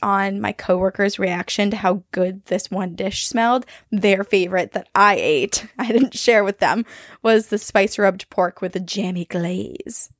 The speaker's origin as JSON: {"language": "English", "region": "Vermont", "country": "United States", "tie": "born or raised there", "moved": "yes", "lives_now": "Boston, United States", "said": "I grew up in Vermont"}